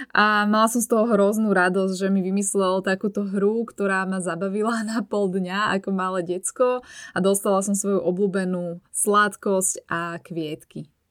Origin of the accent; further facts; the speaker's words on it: Bratislava, Bratislava Region, Slovakia; z Bratislavy, odkiaľ pochádzam ja